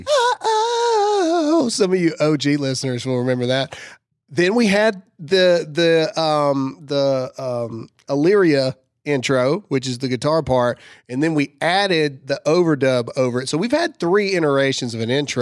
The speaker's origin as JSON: {"language": "English", "country": "United States", "said": "As an American, whether you're a Christian or not, as an American"}